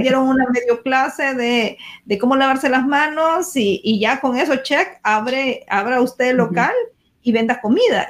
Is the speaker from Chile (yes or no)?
no; El Salvador; nosotros que somos del Salvador